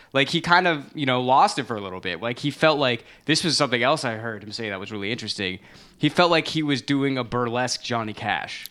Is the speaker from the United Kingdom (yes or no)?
no; United States; growing up in America, like, as a non-Christian person